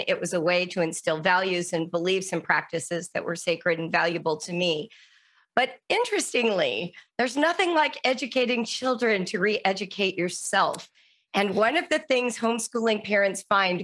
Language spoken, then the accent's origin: English; Calabasas, California, United States; I grew up in the Calabasas Park, so in the LA area in the 1970s over the canyon from Malibu